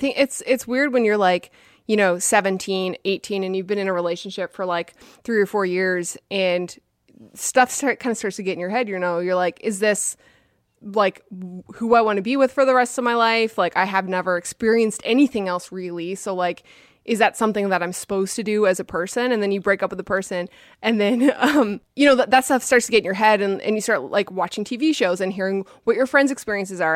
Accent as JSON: {"language": "English", "town": "St. John's", "region": "Newfoundland and Labrador", "country": "Canada", "tie": "born or raised there", "also_born_or_lived": "Vancouver", "moved": "as an adult", "lives_now": "Buffalo, United States", "said": "Chris and I, we grew up in Saint John's."}